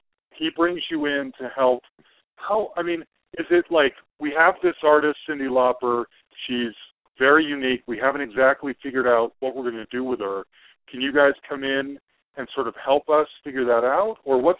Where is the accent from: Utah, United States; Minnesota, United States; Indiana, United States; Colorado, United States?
Utah, United States; Salt Lake City; I grew up in Salt Lake City, Utah. So not hub, and I would have been 12 in 1985.